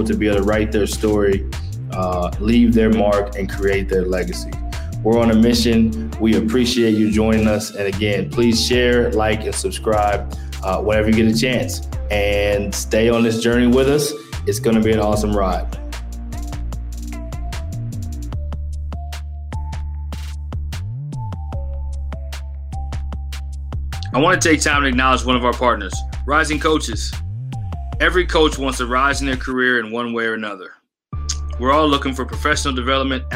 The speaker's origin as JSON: {"language": "English", "region": "Texas", "country": "United States", "moved": "yes", "said": "I'm from Texas"}